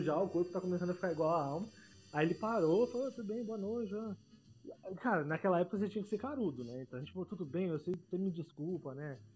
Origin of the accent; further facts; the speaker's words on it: Paulista, São Paulo, Brazil; Paulista é muito a gente acha que a gente sabe de tudo